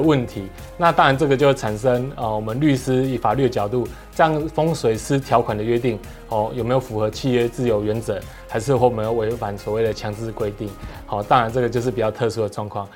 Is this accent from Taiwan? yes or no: yes; Taiwan; 我们台湾人